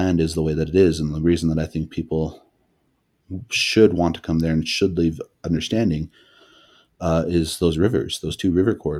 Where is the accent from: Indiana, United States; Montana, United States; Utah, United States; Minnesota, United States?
Montana, United States; So I'm Nakota. I'm better known as the Assiniboine. I'm from Northeast Montana originally, from the Fort Peck Reservation.